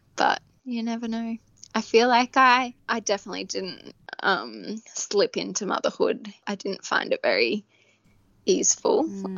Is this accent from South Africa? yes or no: no; Australia; we're too Aussie